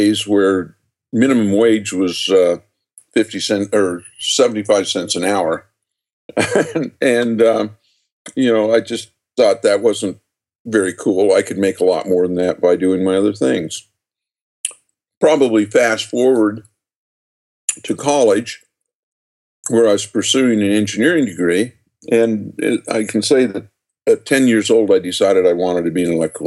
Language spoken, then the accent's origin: English; just outside of Salt Lake City, Utah, United States; born or raised there